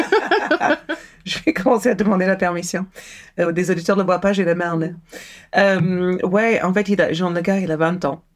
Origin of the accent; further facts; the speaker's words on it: United States; also born or lived in Maryland; now in France; je suis américaine